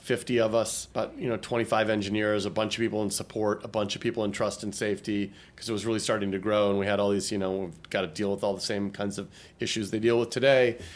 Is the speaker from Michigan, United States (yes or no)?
yes; Troy, Michigan, United States; moved away; I was born and raised outside of Detroit in a little, well, not so little town called Troy, Michigan